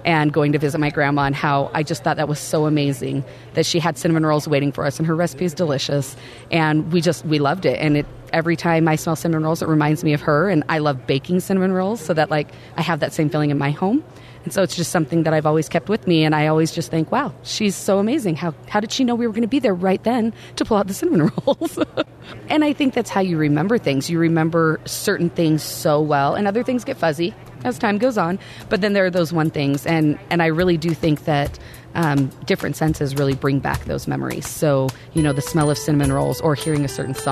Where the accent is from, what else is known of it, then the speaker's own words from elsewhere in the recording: Oregon, United States; When I was younger, I grew up in Oregon